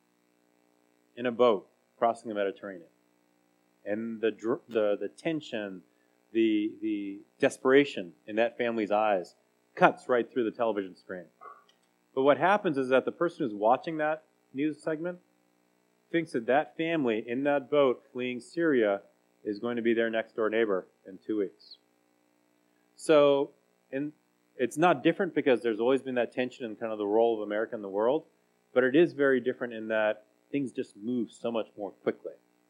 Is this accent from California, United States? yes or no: yes; Salinas, California, United States; also born or lived in Santa Cruz, California; I was born in Santa Cruz, California, and we really grew up in Salinas.